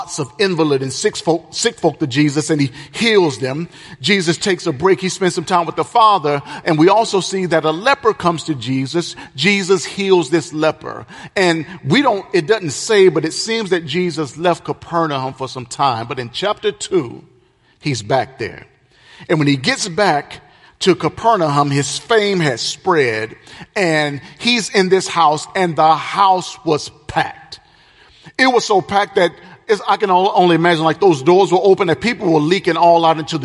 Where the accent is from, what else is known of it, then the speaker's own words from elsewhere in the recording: the South, United States; I'm from the South.